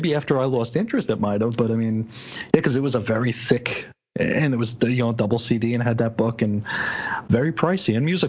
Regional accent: the North, United States; I was from the North. {S2} Right. {S3} Yeah, I was a Yankee.

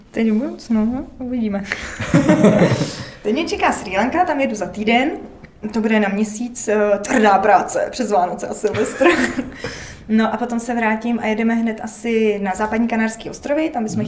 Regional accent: Prague, Czechia; já jsem z Prahy

